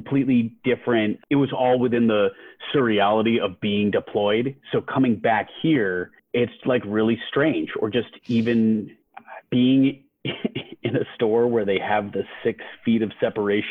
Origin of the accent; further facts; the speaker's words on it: Albany, New York, United States; moved away; my hometown of Albany